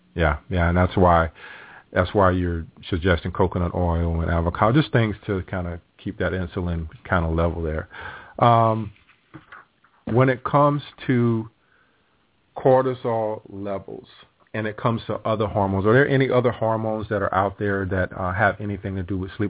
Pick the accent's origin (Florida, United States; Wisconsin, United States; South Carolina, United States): South Carolina, United States; I grew up in South Carolina